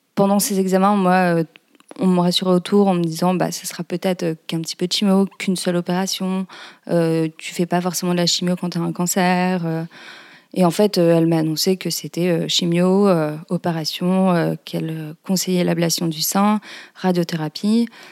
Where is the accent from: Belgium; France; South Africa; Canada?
France; Lille, Hauts-de-France; moved away as an adult; now in Paris, France; Je suis originaire de Lille, j'habite à Paris depuis quelques années maintenant.